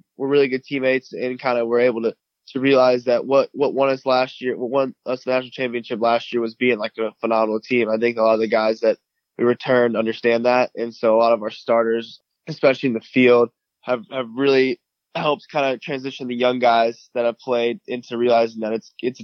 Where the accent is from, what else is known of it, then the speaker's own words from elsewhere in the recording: Charlotte, North Carolina, United States; moved away as an adult; also born or lived in Florida; I'm from North Carolina. My dad and my mom met at UNC Charlotte. So my dad played baseball there, and that's where I grew up, with Charlotte, North Carolina